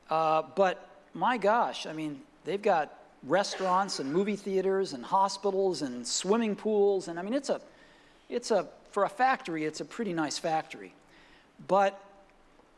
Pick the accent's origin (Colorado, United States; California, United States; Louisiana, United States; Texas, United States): California, United States; Palo Alto; my hometown of Palo Alto